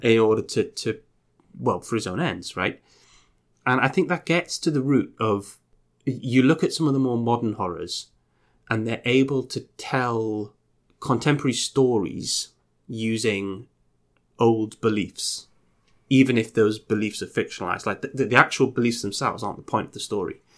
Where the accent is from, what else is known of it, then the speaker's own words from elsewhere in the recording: United Kingdom; we're both British